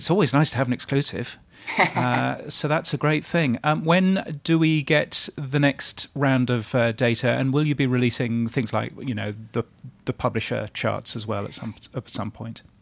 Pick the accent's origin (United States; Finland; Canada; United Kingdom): United Kingdom; as a Brit